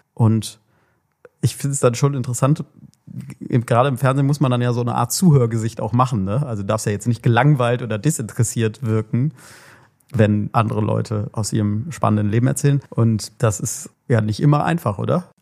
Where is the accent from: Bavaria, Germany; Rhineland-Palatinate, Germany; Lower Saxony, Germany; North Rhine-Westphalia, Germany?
North Rhine-Westphalia, Germany; Cologne; als Kölner